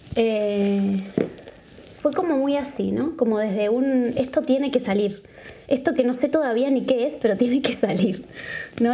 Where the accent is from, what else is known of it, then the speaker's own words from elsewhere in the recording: Uruguay; now in Barcelona, Spain; Soy de Uruguay, vengo de Uruguay. Creo que se me nota mucho